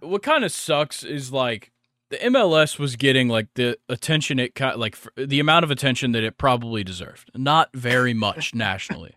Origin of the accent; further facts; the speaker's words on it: United States; As an American